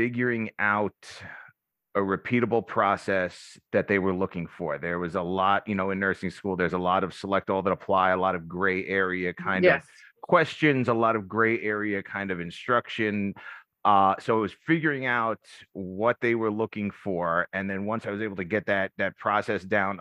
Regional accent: New York, United States; I'm from New York.

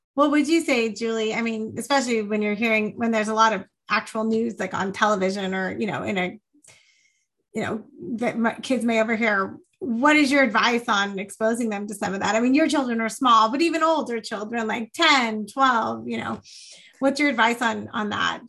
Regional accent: Fresno, California, United States; moved away; growing up in Fresno

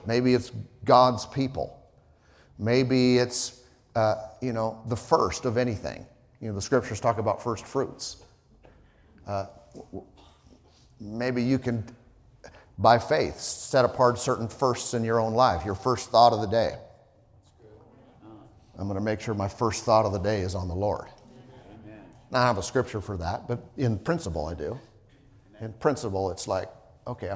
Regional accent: Southern California and then Idaho, United States; moved away; I grew up in, you know, Southern California and then Idaho

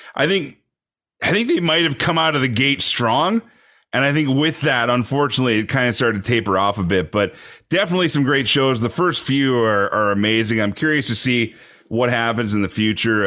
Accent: Canada; as a Canadian

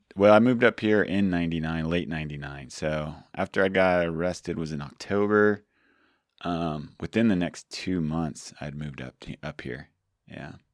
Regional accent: Georgia, United States; now in California, United States; I grew up in Georgia

